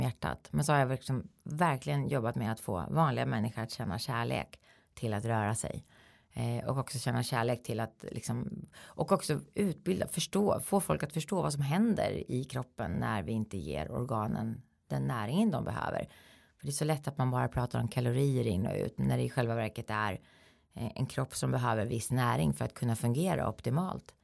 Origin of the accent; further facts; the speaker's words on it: Eskilstuna, Södermanland, Sweden; i min hemstad då, då i Eskilstuna